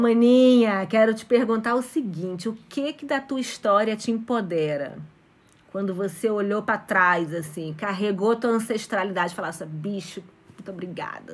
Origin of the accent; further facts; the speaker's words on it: Brazil; also born or lived in Mexico; cresci no Brasil